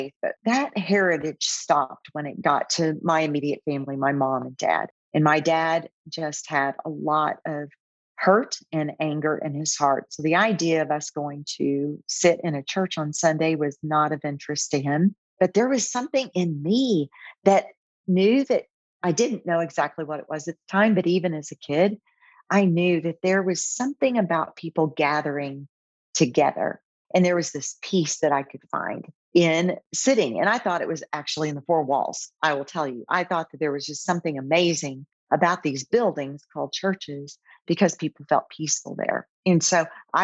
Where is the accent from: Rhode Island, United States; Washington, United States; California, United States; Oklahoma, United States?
Oklahoma, United States; moved away as an adult; also born or lived in Texas; now in Austin, United States; I'm originally from Oklahoma, but came down to Texas to work in marketing.